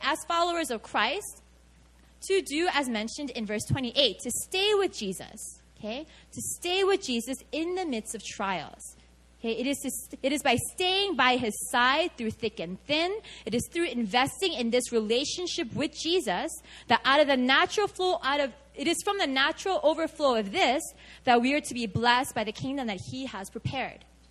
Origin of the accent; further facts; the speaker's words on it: New York City, New York, United States; moved away as an adult; now in Seoul, South Korea; I grew up Korean in America, and specifically I grew up in New York City.